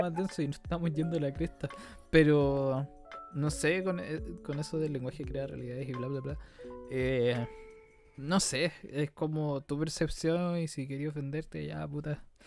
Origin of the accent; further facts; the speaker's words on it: Chile; nosotros como Chile, no sé si como chilenos